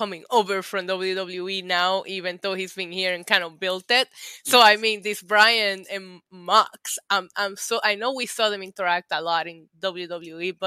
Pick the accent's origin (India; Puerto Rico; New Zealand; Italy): Puerto Rico; I'm Puerto Rican